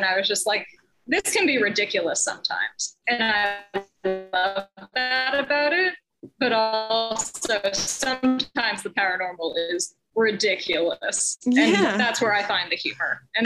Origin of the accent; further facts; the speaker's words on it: Massachusetts, United States; moved away as an adult; now in Connecticut, United States; I grew up in Massachusetts, born and bred there. I'm currently living in Connecticut.